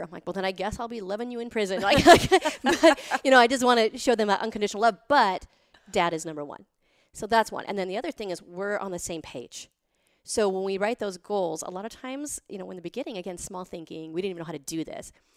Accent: Montana, United States; I grew up in Montana with nothing

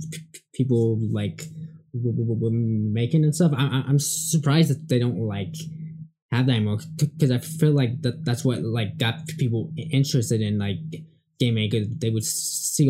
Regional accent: West Coast, United States; I'm West Coast

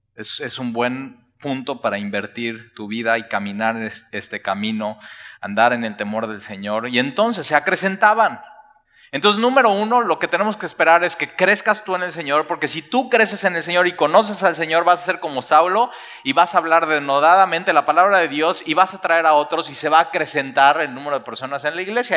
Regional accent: Mexico; nosotros como mexicanos

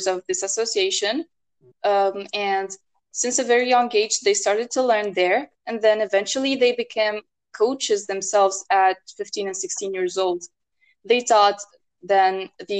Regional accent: Tunisia; I'm from Tunisia

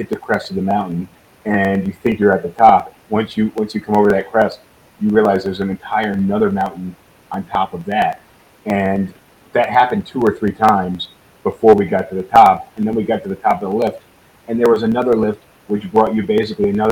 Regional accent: Adirondack region, New York, United States; We grew up in the Adirondack region, so the Northeast

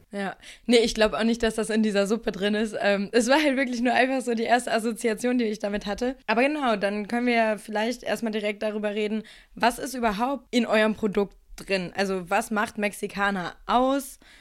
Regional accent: Lower Saxony, Germany; ich komme lustigerweise auch aus Niedersachsen und hänge jetzt wegen der Corona-Situation auch gerade in Nordheim bei meinen Eltern rum

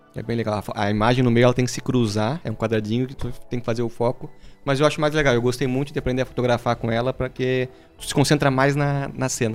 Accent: Brazil; que sou brasileiro

